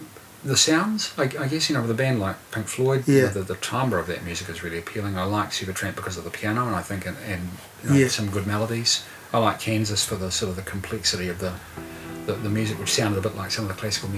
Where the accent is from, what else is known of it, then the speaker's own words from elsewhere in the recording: Otara, Auckland, New Zealand; also born or lived in Palmerston North; And then we went to South Auckland. We lived in Otara where I started school.